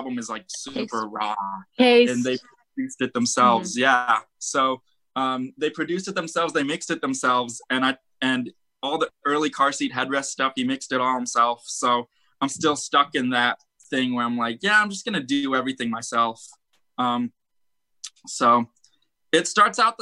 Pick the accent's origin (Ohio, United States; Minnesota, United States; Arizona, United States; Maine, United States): Arizona, United States; we're from Arizona.